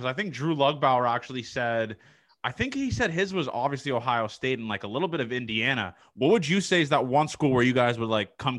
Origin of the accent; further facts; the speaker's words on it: Toronto, Ontario, Canada; I'm not from there. I'm from Toronto.